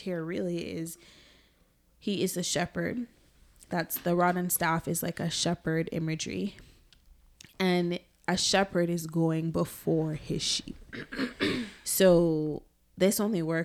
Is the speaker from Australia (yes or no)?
no; Jamaica; growing up in Jamaica